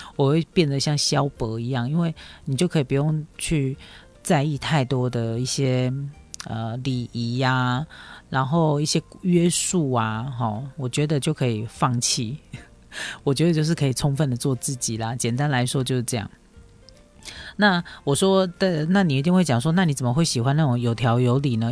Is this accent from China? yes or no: no; Taiwan; 我们台湾人